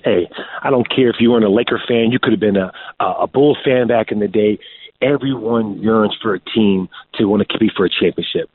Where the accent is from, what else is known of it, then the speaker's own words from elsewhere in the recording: San Diego, California, United States; for me, this is home, even though I'm from San Diego, not L.A.